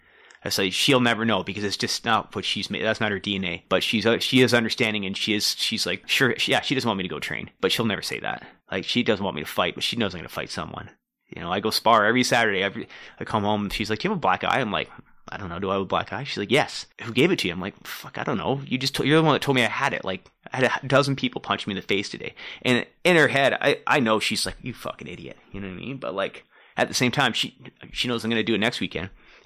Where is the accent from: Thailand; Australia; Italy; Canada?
Canada; Durham Region, Ontario; also born or lived in Newmarket, Ontario / Oshawa, Ontario; I grew up in Durham region.